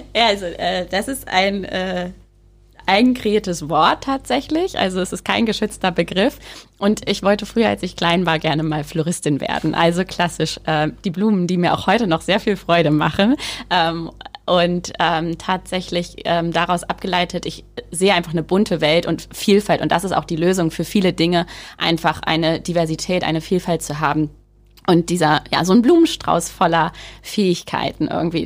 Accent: Rehling, Bavaria, Germany; also born or lived in Wisconsin, United States; in den Ort in Rehling, wo ich aufgewachsen bin

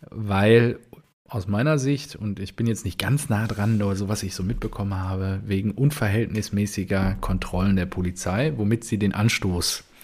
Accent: Dortmund, North Rhine-Westphalia, Germany; das haben wir {S0} ja als Dortmunder schon häufiger erfahren oder dass Züge angehalten wurden oder dann wieder nach Hause geschickt wurden und so.

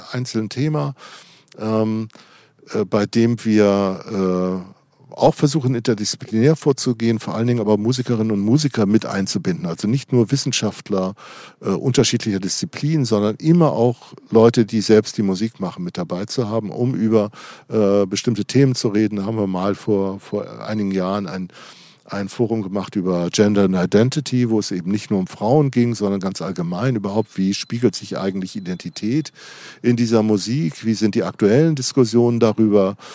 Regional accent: Darmstadt, Hesse, Germany; Also man erzählt immer, ich komme aus Darmstadt, das ist eine Stadt 30 Kilometer südlich von Frankfurt.

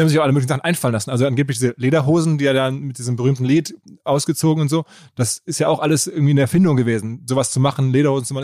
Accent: Ruhr area, North Rhine-Westphalia, Germany; ich bin aus dem Ruhrgebiet

